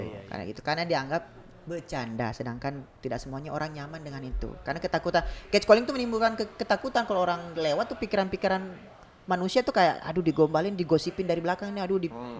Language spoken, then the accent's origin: Indonesian; Bone, South Sulawesi, Indonesia; di Bugis nih uh, di Bone lah misalnya di kampung saya